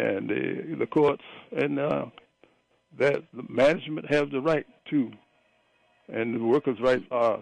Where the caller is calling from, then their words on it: Prince George's County, Maryland, United States; calling from St. George's County.